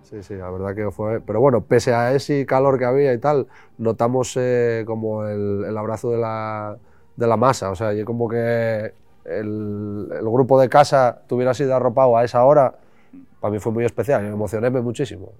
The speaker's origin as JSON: {"language": "Spanish", "town": "Llanera", "region": "Asturias", "country": "Spain", "said": "la gente de aquí de Llanera"}